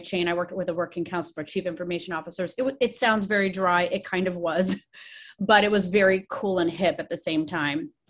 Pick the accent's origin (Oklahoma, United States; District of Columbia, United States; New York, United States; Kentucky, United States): District of Columbia, United States; Washington; moved away as an adult; now in Oregon, United States; I grew up in Washington, D.C., or right up in the suburbs of the metro D.C. area